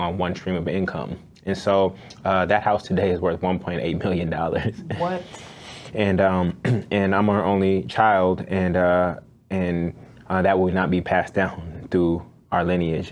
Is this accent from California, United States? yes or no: yes; Oakland, California, United States; I grew up in Oakland, California